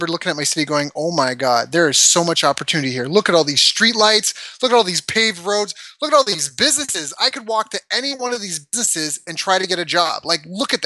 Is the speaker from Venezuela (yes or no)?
no; Canada; also born or lived in San Diego; we are not American, we are Canadian